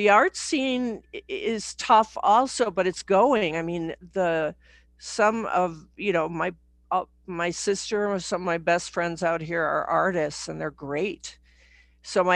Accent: Chicago, Illinois, United States; moved away as an adult; now in Santa Fe, United States; I was brought up in Chicago

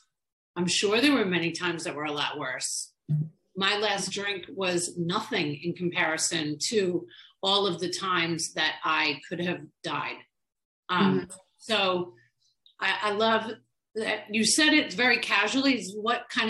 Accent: Long Island, New York, United States; now in Florida, United States; I grew up in Long Island, New York

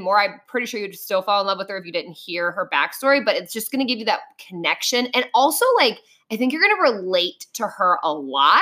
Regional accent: Ohio, United States; we're from Ohio

